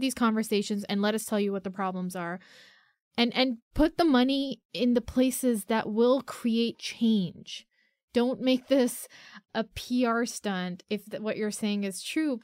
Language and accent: English; Pakistan; I'm a Pakistani girl.